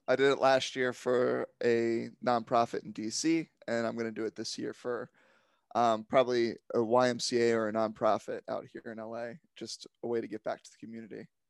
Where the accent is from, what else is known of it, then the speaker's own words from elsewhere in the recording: Silver Spring, Maryland, United States; I'm from just outside of D C in Silver Spring, Maryland area